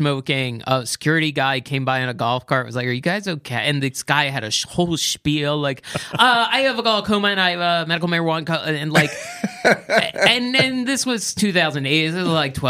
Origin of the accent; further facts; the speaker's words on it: outside of Philadelphia, southeast Pennsylvania, United States; also born or lived in New Jersey; now in Los Angeles, United States; I grew up in Pennsylvania, southeast Pennsylvania